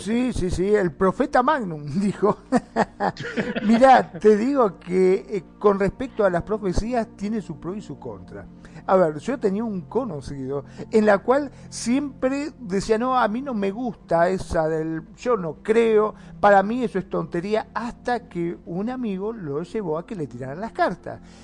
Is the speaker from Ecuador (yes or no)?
no; Argentina; acá en Argentina, en mi país